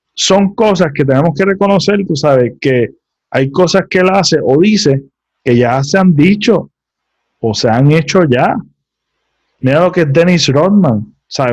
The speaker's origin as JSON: {"language": "Spanish", "country": "Puerto Rico", "said": "como puertorriqueños"}